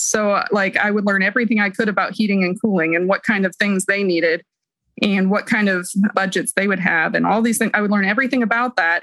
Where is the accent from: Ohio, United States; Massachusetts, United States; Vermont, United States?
Ohio, United States; Columbus; now in Pikeville, United States; I'm from Columbus, Ohio. I currently live in Pikeville, Kentucky.